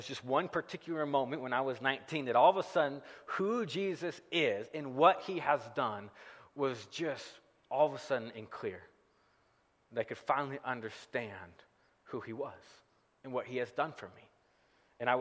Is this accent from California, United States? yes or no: no; Gardnerville, Nevada, United States; moved away; I grew up here in the Carson Valley. I grew up right around the corner from Sharky's Casino